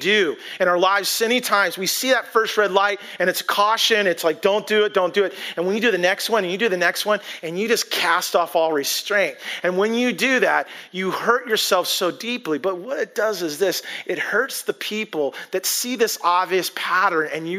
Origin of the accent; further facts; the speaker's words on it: Bellingham, Washington, United States; I grew up in Whatcom County, grew up in Bellingham